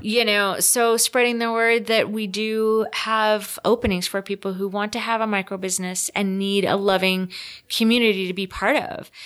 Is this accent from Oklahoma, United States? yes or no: no; Rhode Island, United States; now in Salt Lake City, United States; I'm from Rhode Island